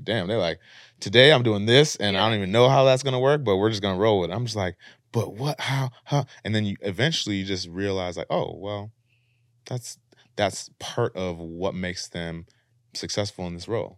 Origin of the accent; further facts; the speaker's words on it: Minneapolis, Minnesota, United States; moved away as an adult; now in Los Angeles, United States; we're from Minneapolis, and sometimes we talk to our folks back home